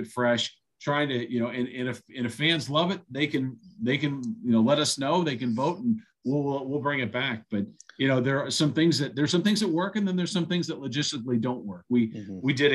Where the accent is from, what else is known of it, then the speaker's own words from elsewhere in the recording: Akron, Ohio, United States; I'm from Akron. This is, you know, it's a unique opportunity for me as someone that was born and raised in this area